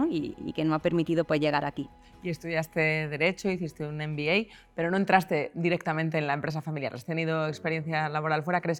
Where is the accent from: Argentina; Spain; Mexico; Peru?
Spain; Macael, Andalusia; Nosotros somos de, de Macael, de Almería, de un pueblo